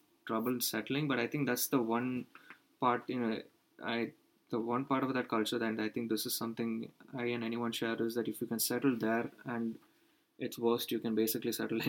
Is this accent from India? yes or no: yes; India; even as an Indian, no, I've not, you know, the price I've had to pay for in being having so much international exposure is in the fact that I've actually not grown up much in India as a country.